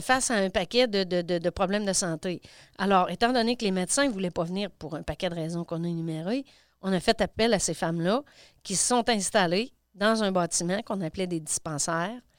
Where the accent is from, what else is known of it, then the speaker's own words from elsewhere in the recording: Landrienne, Quebec, Canada; je suis native de, de Landrienne